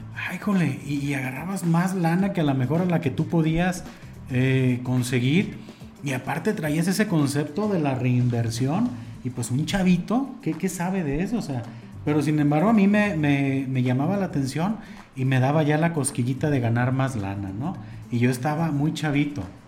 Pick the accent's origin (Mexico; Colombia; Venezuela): Mexico; como buen mexicano